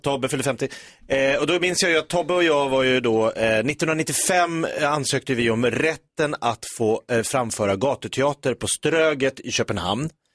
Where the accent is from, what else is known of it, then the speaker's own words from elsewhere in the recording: Sweden; vi är ju svenskar